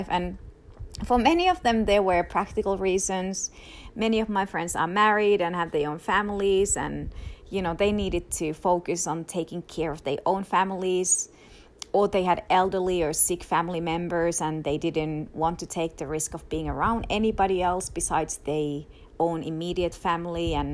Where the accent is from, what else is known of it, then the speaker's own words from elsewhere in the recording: Finland; now in United States; i i already had not been able to visit in my home country in finland for the past three years because of my extended immigration process